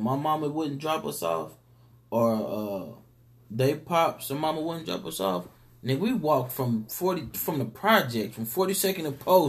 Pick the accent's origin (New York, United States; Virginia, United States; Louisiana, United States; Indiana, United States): Indiana, United States; Indianapolis; I'm from Far East Side.